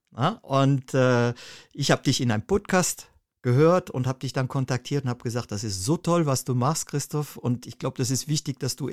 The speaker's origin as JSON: {"language": "German", "country": "Germany", "tie": "born or raised there", "moved": "as an adult", "said": "Ja, ich bin äh, ursprünglich in Deutschland aufgewachsen und äh, habe dort eine Ausbildung zum Bankkaufmann gemacht"}